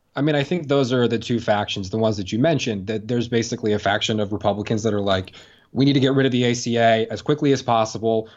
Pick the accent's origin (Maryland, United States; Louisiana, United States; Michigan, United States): Maryland, United States; I'm from Maryland